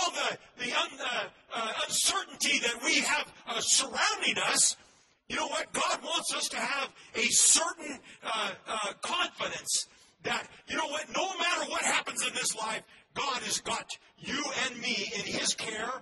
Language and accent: English; United States; as an American, I love my country